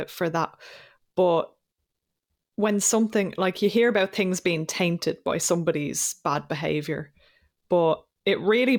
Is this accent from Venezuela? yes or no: no; Ireland; I'm Irish.